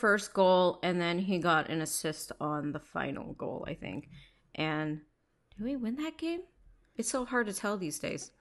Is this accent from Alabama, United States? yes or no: no; Bay Area, California, United States; also born or lived in New York; spending most of my time growing up in the Bay Area